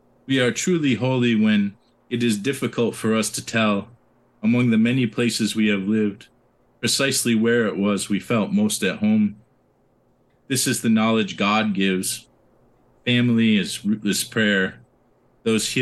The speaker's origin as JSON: {"language": "English", "town": "Binghamton", "region": "New York", "country": "United States", "tie": "born or raised there", "said": "I was born in Binghamton because I never wanted to leave here"}